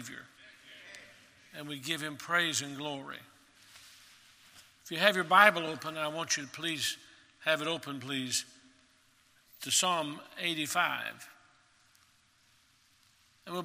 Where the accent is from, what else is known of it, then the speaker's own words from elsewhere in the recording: Maryville, Tennessee, United States; I grew up in Maryville, Tennessee